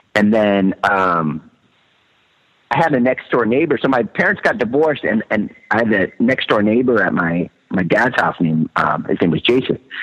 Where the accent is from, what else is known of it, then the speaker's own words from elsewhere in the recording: Southern California, United States; also born or lived in Manhattan, New York; I was born in Manhattan, but I, I moved to um, Southern California like I was a, like a few months old